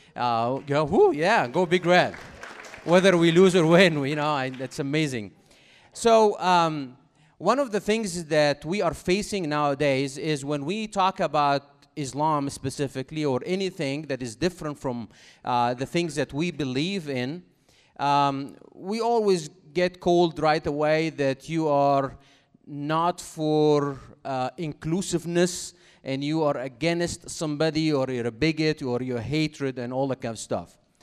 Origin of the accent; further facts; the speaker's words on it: Cairo, Cairo Governorate, Egypt; English is a second language; moved away as an adult; now in United States; I do have an accent, as you can, uh, recognize by now, because I'm from Cairo, Egypt originally, even though I have been in America for, uh, almost thirteen years now